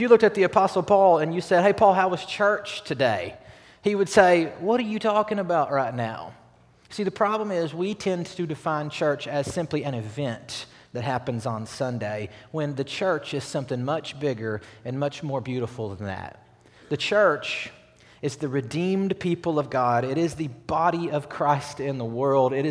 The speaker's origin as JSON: {"language": "English", "town": "Batesville", "region": "Arkansas", "country": "United States", "said": "I'm from Batesville, Arkansas"}